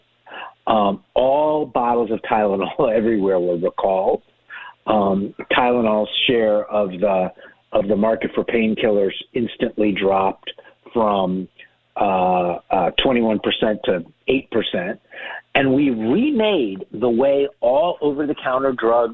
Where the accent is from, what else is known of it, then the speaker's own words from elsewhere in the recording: Boston, Massachusetts, United States; moved away; also born or lived in Nashville; I was born in Boston